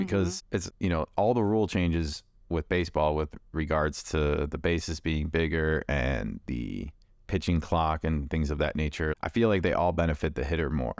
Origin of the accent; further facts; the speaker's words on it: Chicago, Illinois, United States; I'm from Chicago